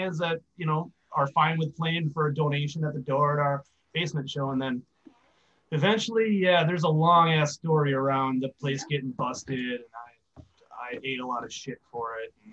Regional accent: Oshkosh, Wisconsin, United States; also born or lived in Green Bay, Wisconsin; I'm originally from Winnie County / Oshkosh.

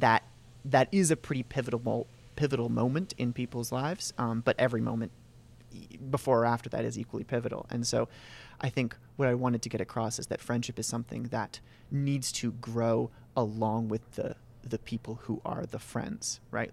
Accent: Reigate, Vermont, United States; born and raised in Reigate, Vermont

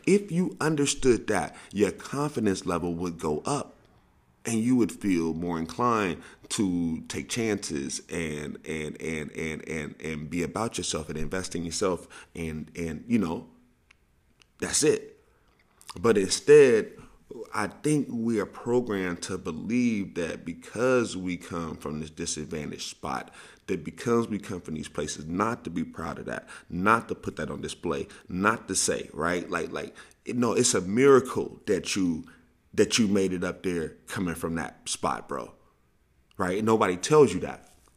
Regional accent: St. Louis, Missouri, United States; I grew up in Saint Louis

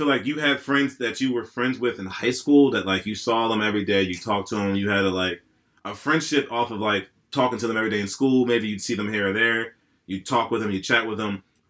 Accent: Lionville, Pennsylvania, United States; also born or lived in Downingtown, Pennsylvania; Because, like, I grew up going to East Ward, and then in 4th grade, we moved from Downingtown to Lionville. So then I started going to a completely different elementary school.

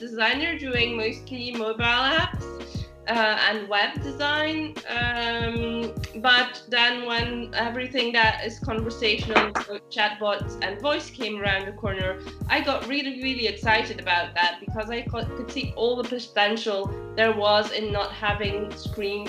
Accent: Belgium; moved away as an adult; now in South of France, France; I'm originally from Belgium, but I've been enjoying the South of France life for over a decade now

